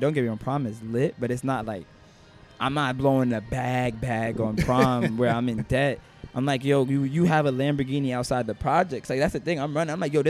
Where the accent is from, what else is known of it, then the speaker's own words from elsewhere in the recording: New York City, New York, United States; I was born in Manhattan